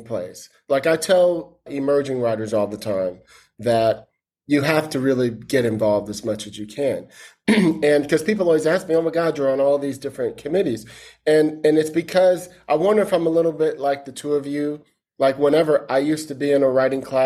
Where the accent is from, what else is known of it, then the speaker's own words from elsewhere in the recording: East Palo Alto, California, United States; also born or lived in Detroit / Brooklyn; I grew up in East Palo Alto, right? I was born in Detroit, lived in Brooklyn